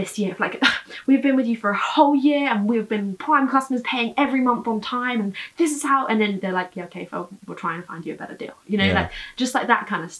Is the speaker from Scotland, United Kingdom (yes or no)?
no; Brighton, South East England, United Kingdom; moved away as an adult; now in London, United Kingdom; I've been living in Brighton for 20 years